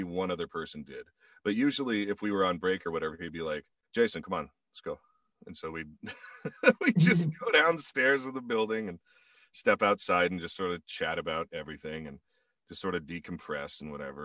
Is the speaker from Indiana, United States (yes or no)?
yes; Indiana, United States; moved away as an adult; also born or lived in Chicago, Illinois / South Bend, Indiana; now in California, United States; I'm originally from Indiana.